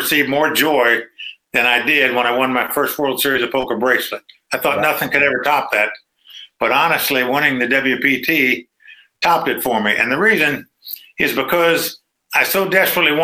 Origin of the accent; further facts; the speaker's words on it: Dayton, Ohio, United States; moved away as an adult; also born or lived in North Carolina / Las Vegas; I grew up in Dayton, Ohio